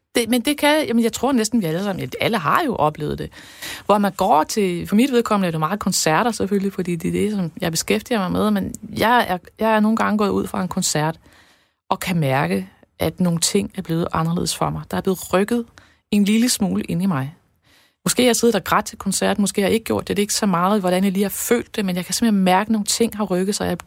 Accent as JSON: {"language": "Danish", "country": "Denmark"}